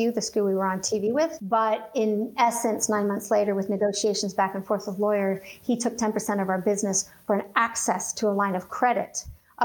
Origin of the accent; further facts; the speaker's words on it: Canada; I'm Canadian